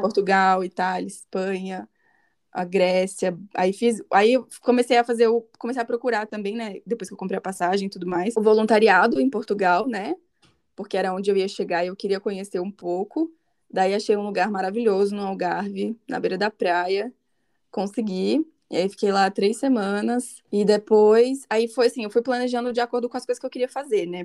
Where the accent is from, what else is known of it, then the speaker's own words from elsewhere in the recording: Brasília, Federal District, Brazil; tenho 23 anos, sou de Brasília